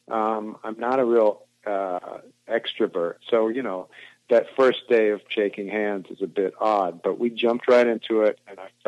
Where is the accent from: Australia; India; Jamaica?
India; also born or lived in Indonesia / Africa; So we grew, I grew up in India, Indonesia, and Africa